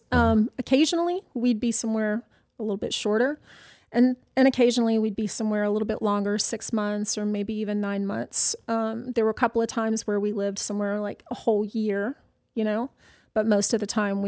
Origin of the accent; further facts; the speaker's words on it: the South, United States; I think I grew up in the South. So I lived in every Southern state from New Mexico to the East Coast.